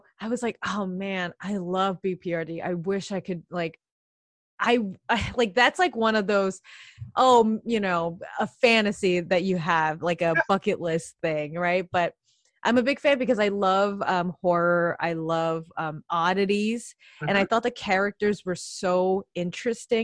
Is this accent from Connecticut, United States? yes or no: no; New York, United States; also born or lived in Chicago; I grew up in New York all my life. I wasn't born in New York, but I was born in Chicago.